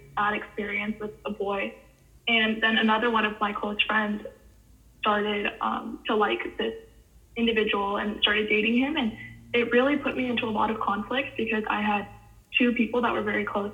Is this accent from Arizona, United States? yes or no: no; Cupertino, California, United States; I grew up in Cupertino, California, and graduated from Juana Vista High School in 2018